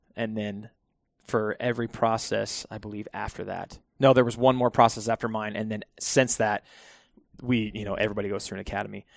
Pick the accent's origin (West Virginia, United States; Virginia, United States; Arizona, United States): Arizona, United States; Phoenix; I am born and raised, uh, Phoenix, Arizona.